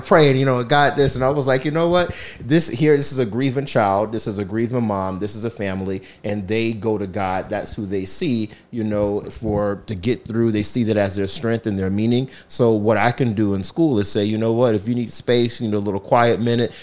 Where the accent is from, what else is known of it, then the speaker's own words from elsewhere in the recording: southeastern North Carolina, United States; moved away as an adult; also born or lived in Charlotte, North Carolina; now in Philadelphia, United States; So, I'm from North Carolina. I was born and raised in the southeastern part of the state